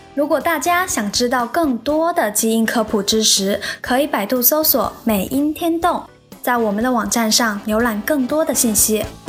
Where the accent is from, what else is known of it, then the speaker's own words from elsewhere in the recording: China; 作为一个中国人